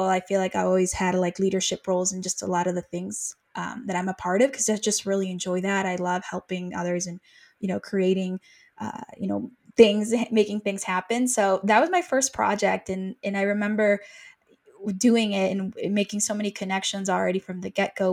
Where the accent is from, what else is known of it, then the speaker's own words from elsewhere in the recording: Mexico; now in United States; I'm originally from Mexico. I went to the States